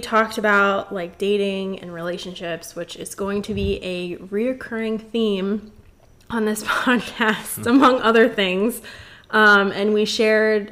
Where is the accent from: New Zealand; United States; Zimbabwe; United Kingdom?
United States; Florida; I was born and raised in Florida. I've lived here my whole life.